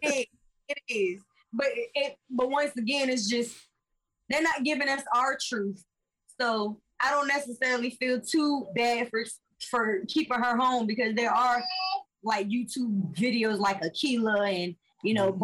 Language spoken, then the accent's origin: English; Virginia Beach, Virginia, United States; I'm from Virginia Beach. Yeah. And I literally grew up on the ocean front